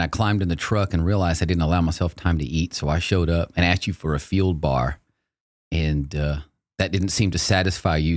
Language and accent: English; Texas, United States; I grew up in Texas. I've lived here since nineteen seventy-seven